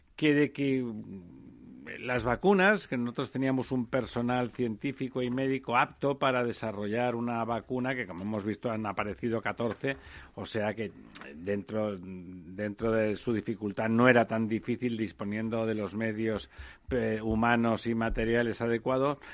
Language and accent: Spanish; Barcelona, Catalonia, Spain; como barcelonés yo creo que desde que era muy pequeño no recordaba una Barcelona tan, tan mugrienta